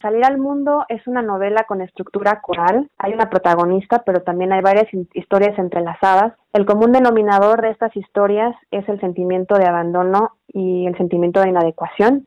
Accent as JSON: {"language": "Spanish", "region": "Mexico City", "country": "Mexico", "tie": "born or raised there", "said": "Yo nací y crecí en la Ciudad de México"}